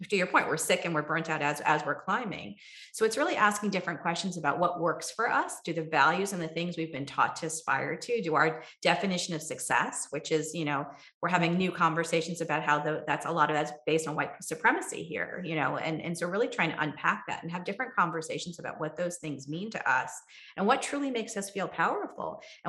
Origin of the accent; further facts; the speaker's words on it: Kerala, India; now in United States; I come from Kerala, India, right? where Ayurveda was born.